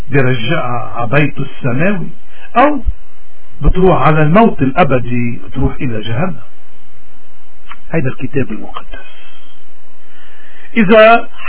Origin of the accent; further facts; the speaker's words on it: Lebanon; نحن كلبنانيين نحن يمكن اكثر الناس بحاجة تنرجع لإيماننا